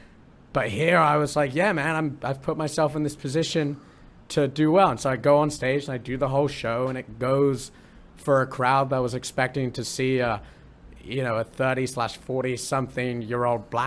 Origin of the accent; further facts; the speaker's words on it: United Kingdom; now in Columbus, United States; I'm British and I'm British and I'm in Columbus.